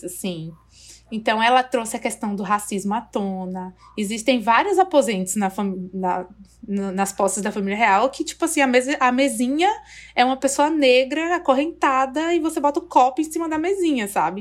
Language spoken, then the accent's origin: Portuguese; Brazil; Eu, como brasileira